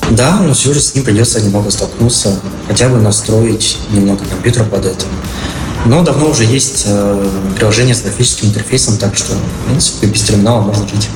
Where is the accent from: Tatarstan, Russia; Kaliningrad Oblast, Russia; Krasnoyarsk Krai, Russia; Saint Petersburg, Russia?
Saint Petersburg, Russia; я из Санкт-Петербурга